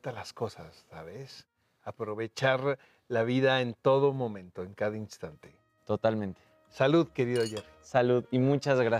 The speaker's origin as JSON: {"language": "Spanish", "region": "Yucatán", "country": "Mexico", "lives_now": "Mexico City, Mexico", "said": "Por supuesto que Yucatán, pero ya llevo la mitad de mi vida aquí, así que soy chilango."}